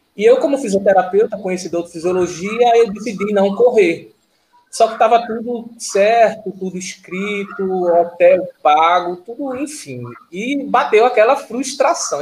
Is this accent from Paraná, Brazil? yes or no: no; Vitória de Santo Antão, Pernambuco, Brazil; sou de Vitória de Santo Antão